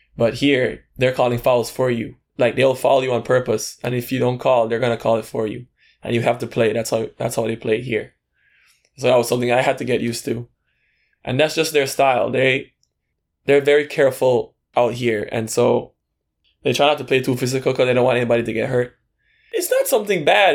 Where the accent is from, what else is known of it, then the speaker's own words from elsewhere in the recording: Belize City, Belize District, Belize; moved away as an adult; now in Taiwan; I'm from Belize City, Belize. And Uh, I'm currently living in Taiwan. I've been here for four years.